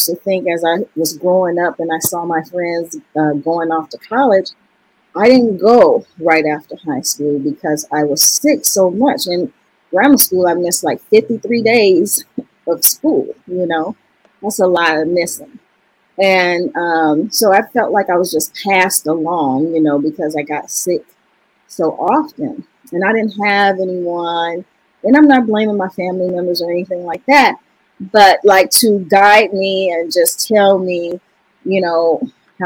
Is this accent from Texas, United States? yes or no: no; Chicago, Illinois, United States; moved away as an adult; also born or lived in Wisconsin; now in California, United States; I'm originally from Chicago, Chi-Town, Southside. I was born and raised in Wentworth Garden, the one on 39th